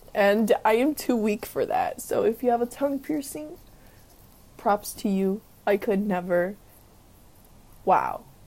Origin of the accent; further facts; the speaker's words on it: Los Angeles, California, United States; I grew up in South Central where, you know, gang members had face tattoos